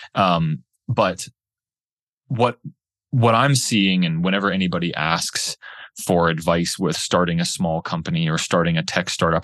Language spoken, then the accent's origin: English; Pittsburgh, Pennsylvania, United States; moved away as an adult; also born or lived in Boulder, Colorado; my wife and I, we grew up in Pittsburgh, Pennsylvania.